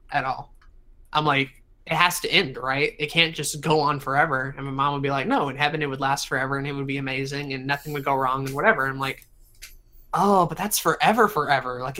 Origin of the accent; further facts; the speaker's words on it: the South, United States; So growing up in the South, you can probably guess that I'm a good Christian boy.